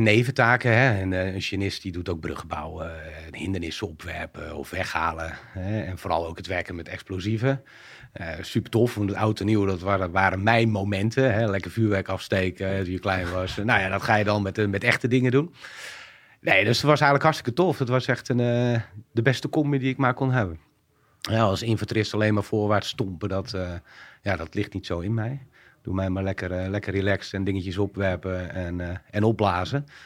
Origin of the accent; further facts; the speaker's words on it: Alphen aan den Rijn, South Holland, Netherlands; inmiddels 40 jaar, eh, geboren in Alphen aan de Rijn.